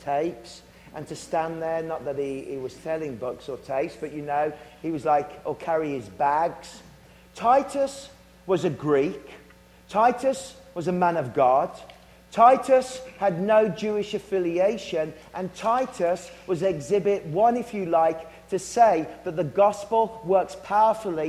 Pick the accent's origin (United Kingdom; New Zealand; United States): United Kingdom; Worcestershire, West Midlands; I'm from Worcestershire